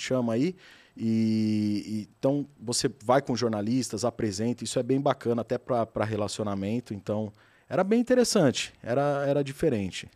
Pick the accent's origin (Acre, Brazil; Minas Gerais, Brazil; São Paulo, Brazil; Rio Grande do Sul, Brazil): São Paulo, Brazil; Adamantina; moved away as an adult; now in São Paulo, Brazil; eu sou do interior de São Paulo, uma cidade pequena, Adamantina, relativamente pequena, e eu sempre trabalhei